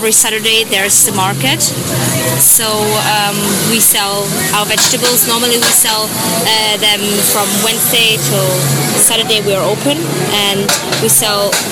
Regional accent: Germany; English is a second language; moved away as an adult; now in Ireland; I'm from Germany

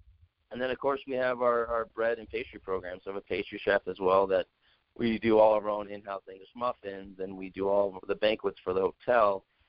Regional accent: West Coast, United States; now in Denver, United States; Like I said, I grew up on the West Coast, so Denver fit myself and my family

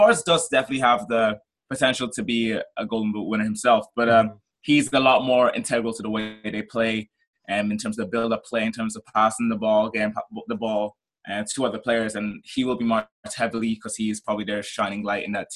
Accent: Nigeria; moved away; I'm originally from Nigeria

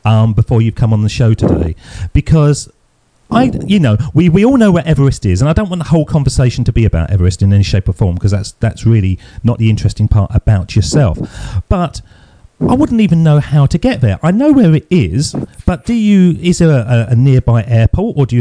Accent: United Kingdom; I grew up in the United Kingdom in the 70s

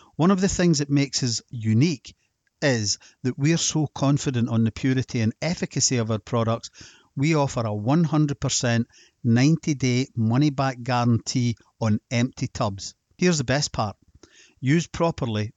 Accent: Scotland, United Kingdom; Being Scottish and then just forty-six years old

